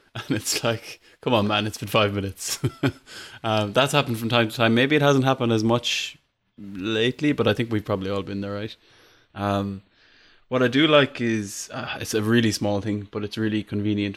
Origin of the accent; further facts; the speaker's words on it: Ireland; I'm Irish